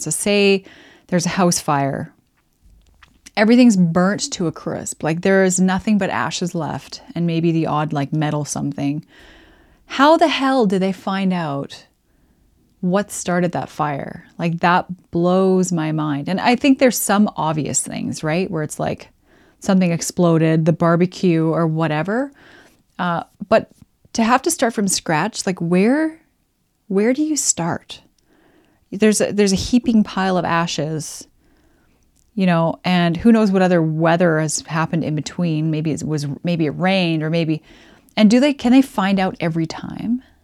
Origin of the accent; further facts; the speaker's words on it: Alberta, Canada; moved away; I grew up in Alberta, and there's nothing but sun there all the time